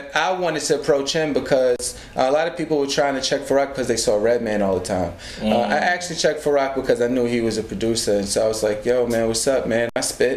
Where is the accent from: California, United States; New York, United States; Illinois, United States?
New York, United States; New York City; growing up in Hollis, Queens, I would honestly tell you, I just grew up in like a hip hop household